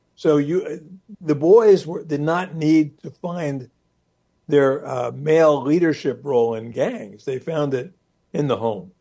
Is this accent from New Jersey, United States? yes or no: yes; Newark, New Jersey, United States; I grew up in Newark, New Jersey